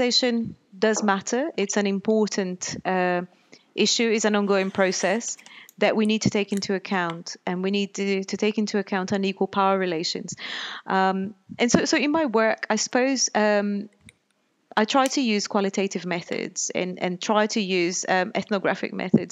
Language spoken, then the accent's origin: English; Pernambuco, Brazil; moved away as an adult; now in United Kingdom; I grew up in Brazil, and when I was a teenager, back in the 90s, there was a police strike in Pernambuco, where my family lived